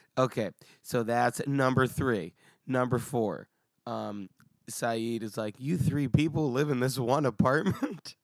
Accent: United States; as an American

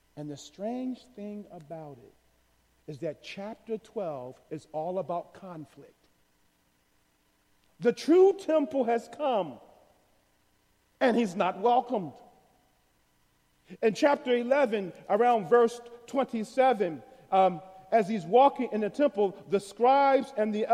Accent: United States; especially as American Christians

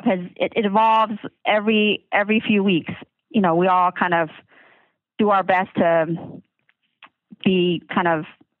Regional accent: the South, United States; I grew up in the South

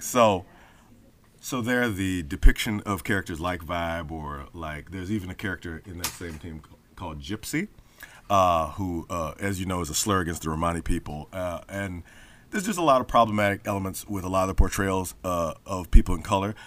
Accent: Memphis, Tennessee, United States; I grew up in Memphis

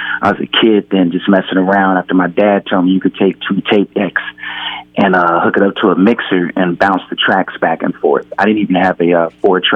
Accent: Pasadena, California, United States; I'm from Pasadena, California, and we always liked funk

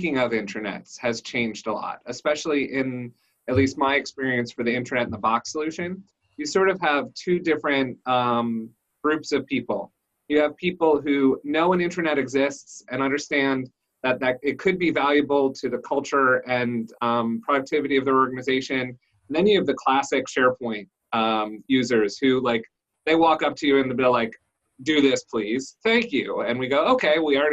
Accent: Washington, District of Columbia, United States; Washington, D.C. area, working at Withum Digital

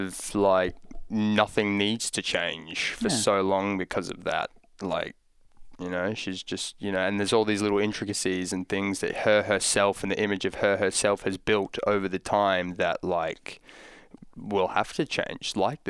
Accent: Scotland, United Kingdom

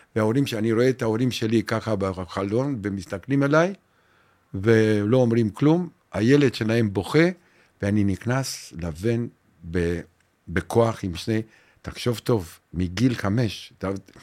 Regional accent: Romania; Hebrew is a second language; moved away as an adult; also born or lived in Bat Yam, Israel; now in Israel; בגיל אחד עשרה ברומניה

